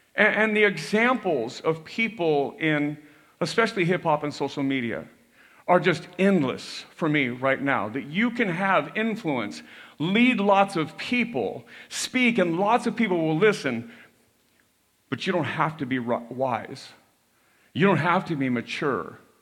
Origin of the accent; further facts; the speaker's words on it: United States; we were raised to hear that this was a Christian nation